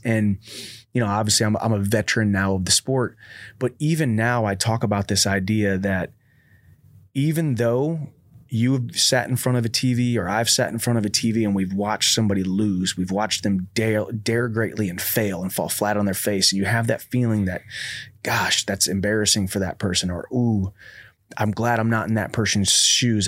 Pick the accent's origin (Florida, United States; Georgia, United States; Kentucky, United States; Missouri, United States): Missouri, United States; High Ridge; We're from High Ridge